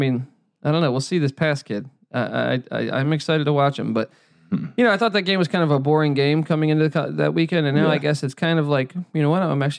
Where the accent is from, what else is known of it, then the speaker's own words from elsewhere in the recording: Washington, District of Columbia, United States; now in Los Angeles, United States; It's like, …, where are you from? Oh, I'm from Washington, D.C.